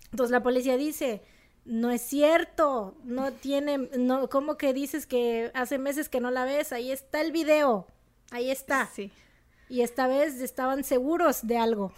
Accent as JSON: {"language": "Spanish", "town": "Monterrey", "region": "Nuevo León", "country": "Mexico", "accent": "regio", "said": "se me sale el acento regio"}